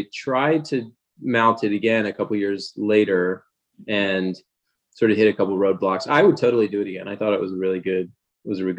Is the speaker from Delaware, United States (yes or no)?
yes; Wilmington, Delaware, United States; moved away as an adult; also born or lived in Baltimore; I grew up in Wilmington, Delaware